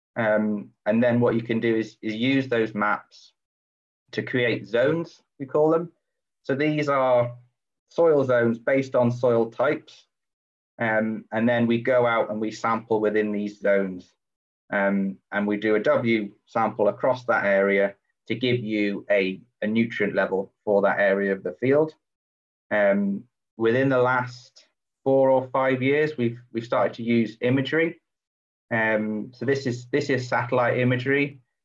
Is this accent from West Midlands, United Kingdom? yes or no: yes; Shropshire, West Midlands, United Kingdom; moved away as an adult; now in East Lothian, United Kingdom; I grew up down in Shropshire um, on a it was actually previously a dairy farm